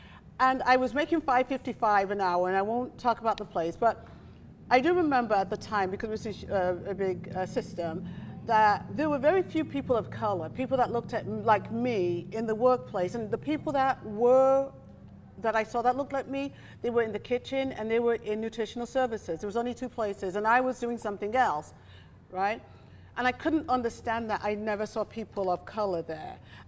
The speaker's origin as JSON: {"language": "English", "country": "Nigeria", "tie": "born or raised there", "said": "And so when I was in Nigeria during my teenage years, going to school"}